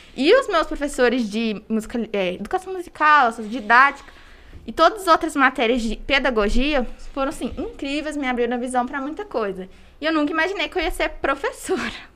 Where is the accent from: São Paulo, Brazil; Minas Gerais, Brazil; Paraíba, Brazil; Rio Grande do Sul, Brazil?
Minas Gerais, Brazil; Congonhas; eu sou daqui de Congonhas